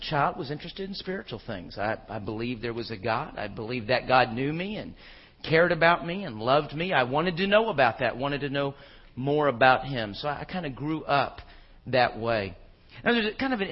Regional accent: Houston, Texas, United States; also born or lived in Phoenix, Arizona / Charlotte, North Carolina; I grew up in Houston, Texas. I was born in Phoenix, lived in Charlotte for a couple of years, but by and large, most of my growing up years were in Houston, and that's what I call home

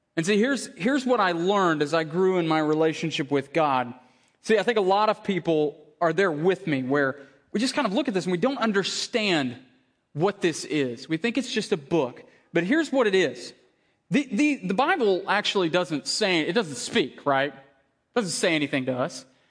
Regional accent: Tennessee, United States; I grew up in Tennessee.

